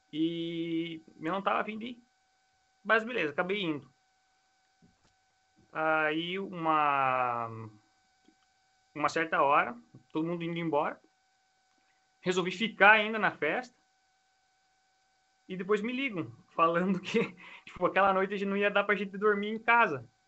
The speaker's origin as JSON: {"language": "Portuguese", "country": "Brazil", "said": "eu vivi aqui, né, cresci aqui, mas eu sou do Brasil."}